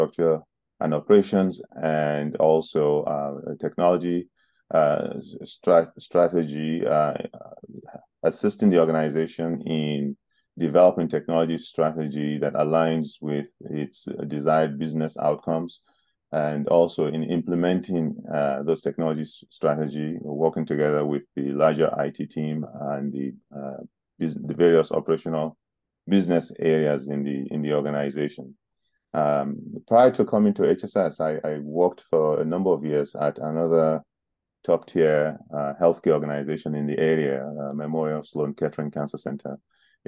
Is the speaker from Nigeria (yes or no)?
yes; Nigeria; moved away as an adult; now in New Jersey, United States; I grew up in Nigeria and began my education and my professional